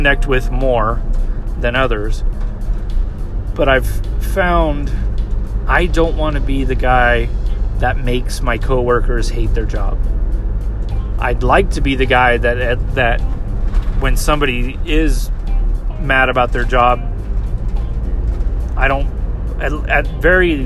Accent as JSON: {"language": "English", "region": "California", "country": "United States", "said": "I was from California"}